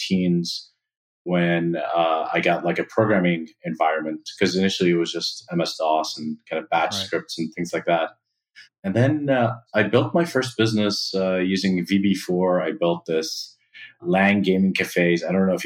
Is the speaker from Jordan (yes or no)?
yes; Amman, Amman Governorate, Jordan; I grew up in Amman, Jordan